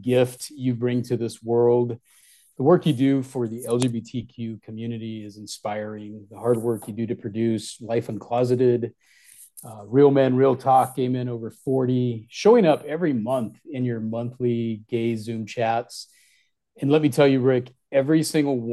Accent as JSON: {"language": "English", "region": "Southwest", "country": "United States", "also_born_or_lived": "Midwest", "moved": "as an adult", "said": "in 2017, I moved back to my origins in the Southwest"}